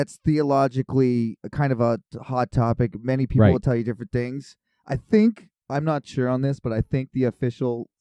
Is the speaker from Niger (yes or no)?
no; Kelowna, British Columbia, Canada; I'm from Kelowna.